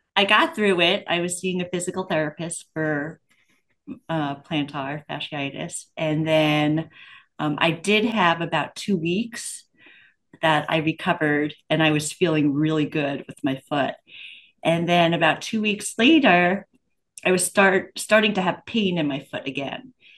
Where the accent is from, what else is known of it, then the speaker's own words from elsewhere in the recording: Pennsylvania, United States; I'm from Pennsylvania